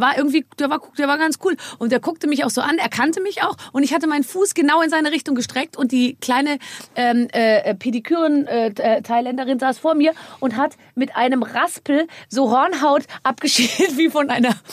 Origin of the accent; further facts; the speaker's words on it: Munich, Bavaria, Germany; ich bin ja auch aus München